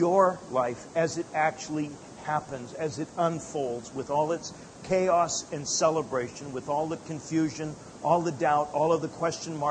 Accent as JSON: {"language": "English", "town": "Calgary", "region": "Alberta", "country": "Canada", "tie": "born or raised there", "also_born_or_lived": "Edmonton, Alberta", "said": "I was born and raised in Calgary, moved up to Edmonton about 200 miles north to go to Bible college."}